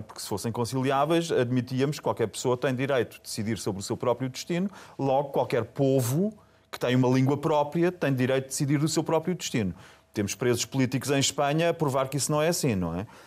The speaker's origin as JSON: {"language": "Portuguese", "country": "Germany", "said": "eu sou alemão"}